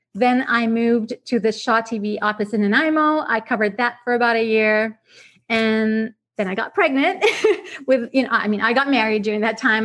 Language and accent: English; Iraq; English is a second language; moved away as an adult; also born or lived in Vancouver, Canada; now in Canada; I grew up in Iraq, so I spent uh, the majority of my time um, as a child over there